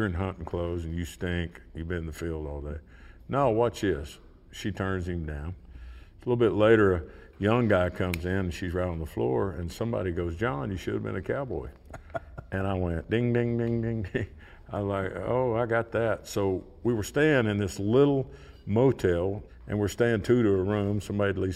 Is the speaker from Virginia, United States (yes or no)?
no; Oklahoma, United States; I'm from Oklahoma.